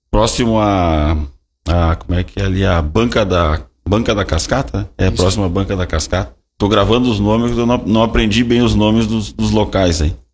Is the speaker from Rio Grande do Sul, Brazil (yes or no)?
yes; São Borja, Rio Grande do Sul, Brazil; Eu sou natural de São Borja.